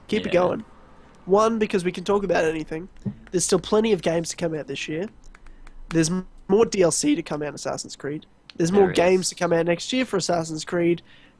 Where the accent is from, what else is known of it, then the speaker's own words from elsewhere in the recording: Australia; I'm Australian.